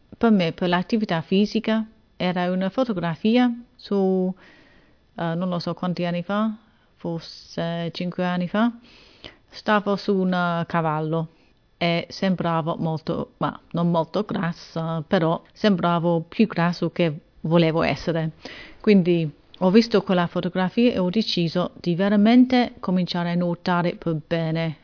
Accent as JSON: {"language": "Italian", "region": "England", "country": "United Kingdom", "second_language": "Italian", "said": "sono inglese"}